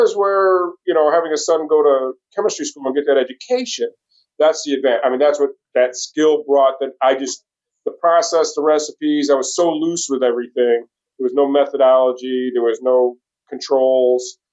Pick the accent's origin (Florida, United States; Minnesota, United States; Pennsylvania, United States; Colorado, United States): Pennsylvania, United States; Pennsylvania-New York state line, United States; moved away as an adult; now in Virginia, United States; grew up, like I said, in Pennsylvania, New York state line in the mountains